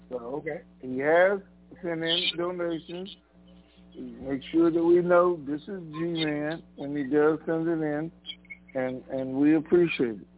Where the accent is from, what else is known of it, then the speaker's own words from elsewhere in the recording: Tennessee, United States; I'm from Tennessee. Tennessee.